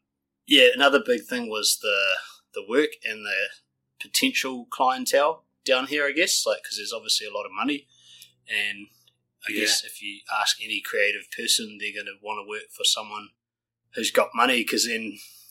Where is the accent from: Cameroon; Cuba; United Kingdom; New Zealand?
New Zealand; Auckland; moved away as an adult; now in Queenstown, New Zealand; I guess I'm originally from South Auckland.